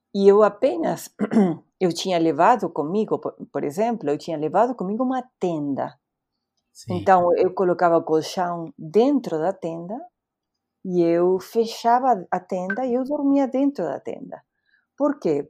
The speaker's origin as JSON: {"language": "Portuguese", "town": "Bahía Blanca", "region": "Buenos Aires Province", "country": "Argentina", "tie": "born or raised there", "also_born_or_lived": "United States", "second_language": "Portuguese", "moved": "as an adult", "lives_now": "Brazil", "said": "Eu nasci na Argentina, uhum. eu nem sou de, da capital, eu sou de outra cidade chamada Bahia Blanca"}